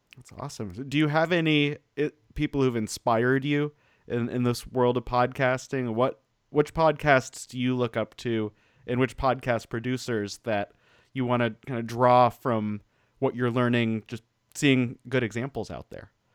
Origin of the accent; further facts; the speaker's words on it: Denver, Colorado, United States; also born or lived in Portland, Oregon; now in Ventura, United States; I grew up in Denver